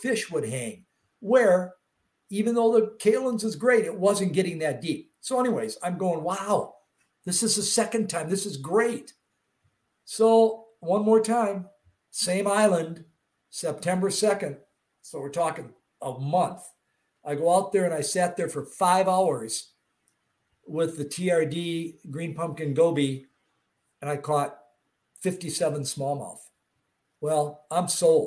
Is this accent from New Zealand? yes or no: no; Wisconsin, United States; I'm from Wisconsin